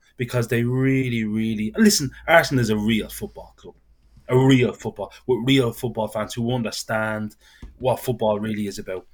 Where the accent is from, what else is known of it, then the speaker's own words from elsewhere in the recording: Dublin, Leinster, Ireland; I'm from Dublin